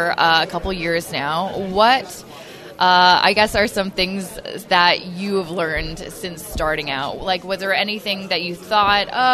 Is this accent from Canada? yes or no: yes; Canada; I'm Canadian